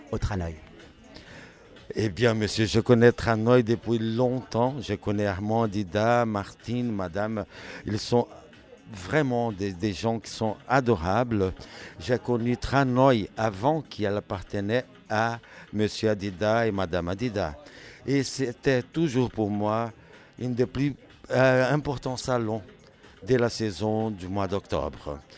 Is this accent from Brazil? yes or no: yes; Brazil; French is a second language; nous sommes euh, du Brésil. Le Brésil, c'est un pot de plusieurs races, de plusieurs manières d'être, de vivre et tout ça.